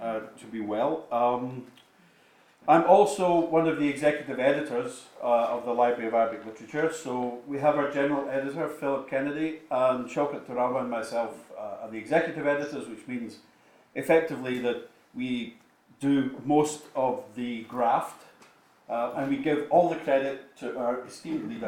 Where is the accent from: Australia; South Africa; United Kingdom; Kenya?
United Kingdom; Scotland; as a Scot